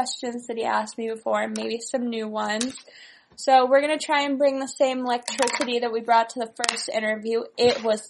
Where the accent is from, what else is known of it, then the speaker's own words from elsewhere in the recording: Northern California, United States; I grew up in California, Northern California, and I originally was a figure skater.